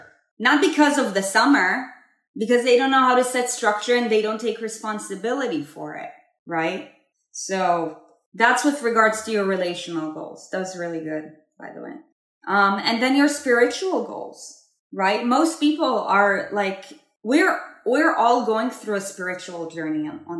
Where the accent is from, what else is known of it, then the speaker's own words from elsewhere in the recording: Israel; I was born and raised in Israel